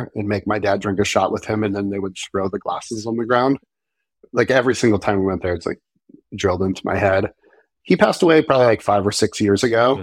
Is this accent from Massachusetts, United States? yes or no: yes; Marblehead, Massachusetts, United States; I grew up in the very nice suburbs of the North Shore of Boston, a small town called Marblehead